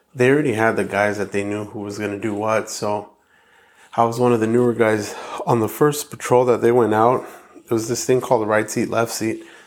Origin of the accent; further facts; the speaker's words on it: Hacienda Heights, California, United States; also born or lived in La Puente, California; So I grew up in La Puente in Heights, um, when my parents first had us, they uh, we were in La Puente, and then like about at six or seven, we moved to Hacienda Heights, and then I was there till about seventeen